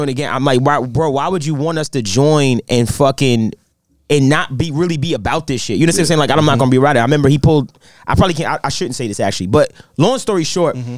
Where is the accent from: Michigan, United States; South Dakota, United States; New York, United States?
New York, United States; New York City; I grew up in Brownsville in the 2000s.